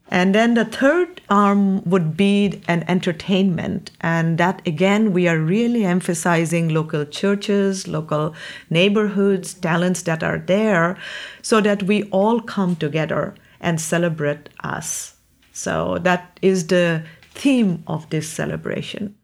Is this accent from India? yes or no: yes; India; moved away as an adult; now in Delaware County, United States; I'm originally from India